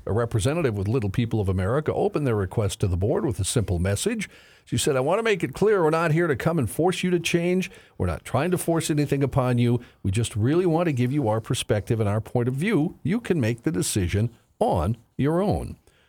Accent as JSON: {"language": "English", "town": "Dickinson", "region": "North Dakota", "country": "United States", "tie": "born or raised there", "moved": "yes", "said": "my home state, Dickinson, North Dakota"}